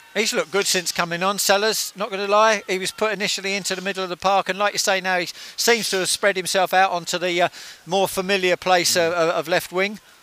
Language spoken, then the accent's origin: English; Hitchin, East of England, United Kingdom; It's my hometown